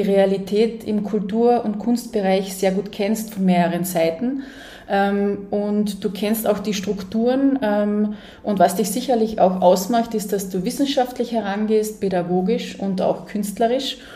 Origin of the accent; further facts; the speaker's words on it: Carinthia, Austria; als Oberkärntnerin bin ich mit dem eigentlich fast gar nicht in Berührung gekommen.